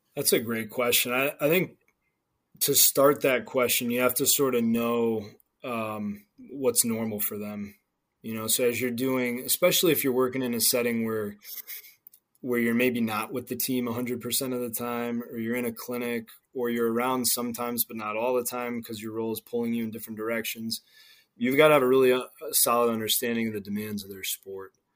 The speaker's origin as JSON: {"language": "English", "region": "New England", "country": "United States", "tie": "born or raised there", "said": "I grew up in New England"}